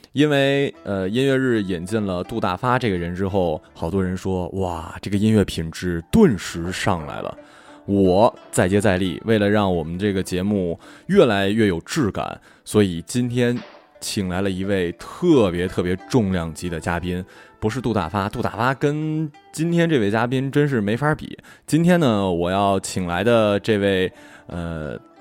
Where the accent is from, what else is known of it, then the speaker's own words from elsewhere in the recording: China; 大部分都是中国人